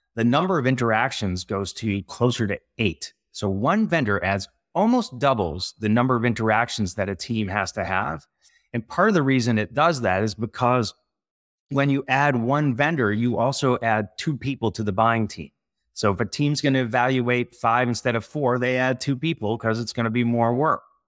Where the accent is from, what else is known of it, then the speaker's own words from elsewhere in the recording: California, United States; also born or lived in San Francisco / Montreal; this California guy